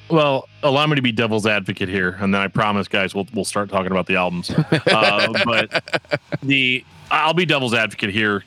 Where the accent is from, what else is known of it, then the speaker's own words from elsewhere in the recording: Midwest, United States; I'm an American man from the, from the Midwest